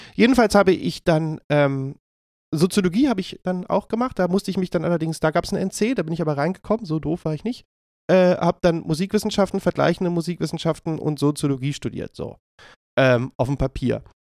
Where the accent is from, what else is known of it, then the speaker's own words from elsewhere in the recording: Berlin, Germany; ich bin ähm, ja in Berlin aufgewachsen, geboren und äh, lebe hier immer noch